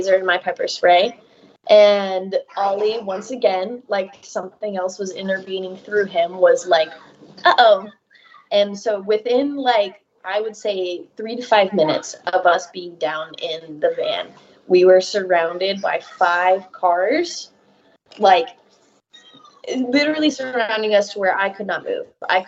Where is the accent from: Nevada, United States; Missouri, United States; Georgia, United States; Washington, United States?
Georgia, United States; moved away; I'm from Georgia.